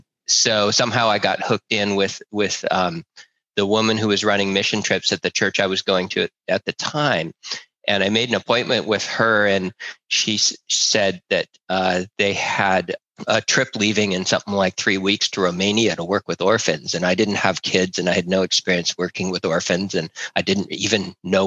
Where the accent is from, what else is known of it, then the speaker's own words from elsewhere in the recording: Berkeley, California, United States; I was raised in Berkeley, California